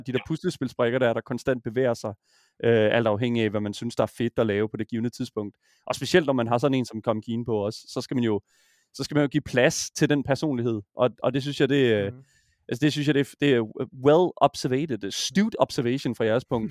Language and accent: Danish; Horsens, Central Denmark Region, Denmark; jeg er fra Horsens, jeg kommer fra Horsens